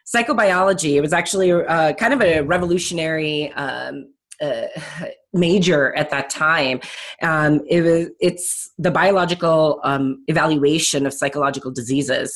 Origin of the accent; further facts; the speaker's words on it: Chicago, Illinois, United States; also born or lived in California; I'm actually a Chicagoland native, uh, born and raised, and went to Barrington High School